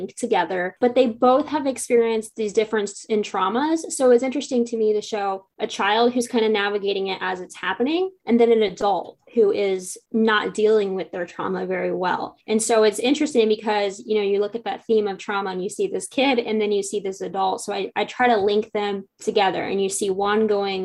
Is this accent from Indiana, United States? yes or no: yes; near Logansport, Indiana, United States; we both grew up not too far from Logansport.